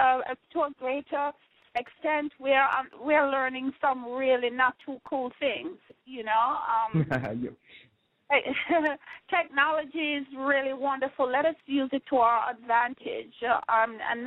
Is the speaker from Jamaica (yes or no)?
yes; Jamaica; moved away; I am from Jamaica